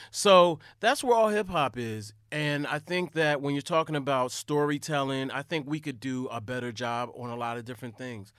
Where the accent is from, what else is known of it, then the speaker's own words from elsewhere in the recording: Delaware, United States; I'm from Delaware.